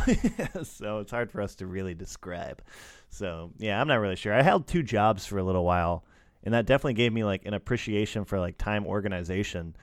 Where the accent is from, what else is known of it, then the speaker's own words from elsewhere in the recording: United States; I'm American